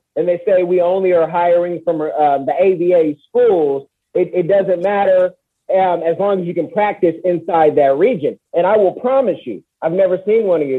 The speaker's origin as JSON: {"language": "English", "area": "the Bay Area", "region": "California", "country": "United States", "said": "I'm from the Bay"}